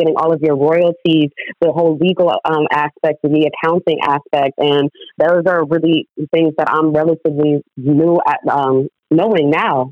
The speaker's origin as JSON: {"language": "English", "town": "San Diego", "region": "California", "country": "United States", "tie": "born or raised there", "also_born_or_lived": "Oakland", "said": "I grew up in San Diego, although I did spend a lot of time in Oakland and still"}